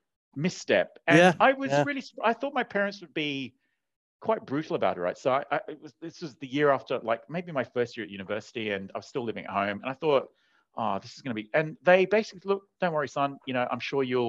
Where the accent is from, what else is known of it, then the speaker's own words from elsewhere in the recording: Sydney, New South Wales, Australia; also born or lived in Asia; I grew up eating them in Sydney, but I didn't even know what they were. So because all the bakeries were run by Vietnamese immigrants, and they just have these. And so then it was only years later when I moved to Asia.